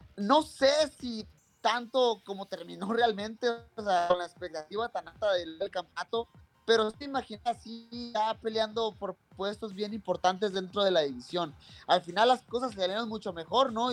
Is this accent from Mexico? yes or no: yes; Mexico; soy mexicano